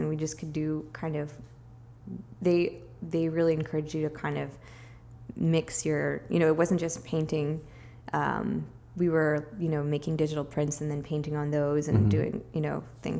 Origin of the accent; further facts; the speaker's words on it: Richmond, Virginia, United States; moved away as an adult; now in Brooklyn, United States; I grew up in Richmond.